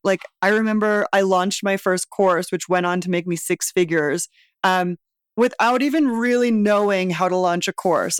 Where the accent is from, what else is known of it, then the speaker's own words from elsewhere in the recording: Vancouver, British Columbia, Canada; moved away as an adult; now in Mexico City, Mexico; I'm from Vancouver originally